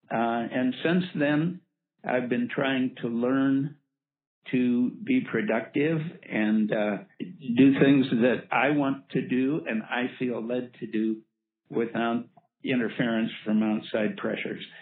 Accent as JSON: {"language": "English", "region": "Black Hills of South Dakota", "country": "United States", "tie": "born or raised there", "said": "I was born and raised in the Black Hills of South Dakota."}